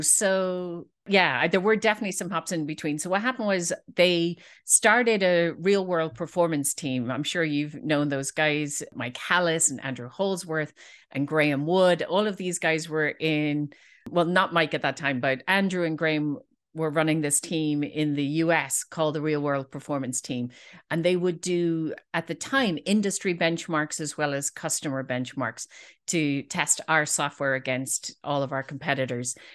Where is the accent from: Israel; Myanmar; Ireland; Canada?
Ireland; Dublin, Leinster; I'm from Dublin